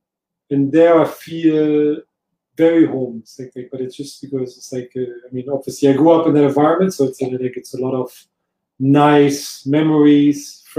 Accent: North Rhine-Westphalia, Germany; also born or lived in Cologne, Germany; now in Singapore; originally from Germany, Cologne. So that's my birth city, so that I grew up pretty much out in the countryside. So not really a farm boy, but like a countryside boy.

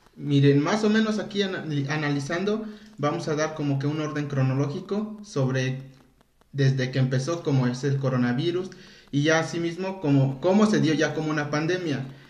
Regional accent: Mexico; somos mexicanos

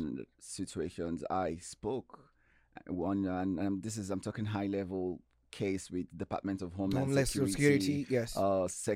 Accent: Nigeria; also born or lived in Houston, United States; now in Seattle, United States; in Houston as a Nigerian

